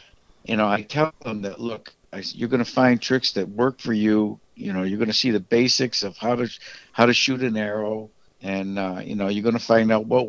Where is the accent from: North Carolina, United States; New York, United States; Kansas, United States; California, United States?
New York, United States; now in Texas, United States; up in my home state of New York